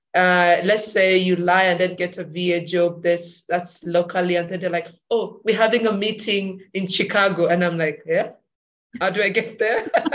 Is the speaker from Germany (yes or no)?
no; Uganda; I'm from Uganda